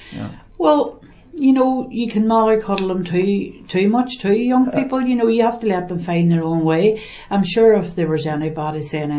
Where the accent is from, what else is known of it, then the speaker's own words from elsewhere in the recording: Northern Ireland, United Kingdom; I grew up in the Far Road, which would be now supposed classified as the bog.